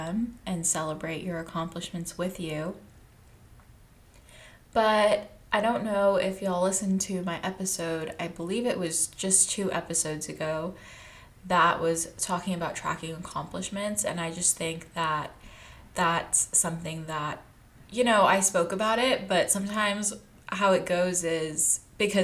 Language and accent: English; Texas, United States; moved away as an adult; now in California, United States; I moved from Texas, and I grew up in Texas, and I went to college about an hour away from home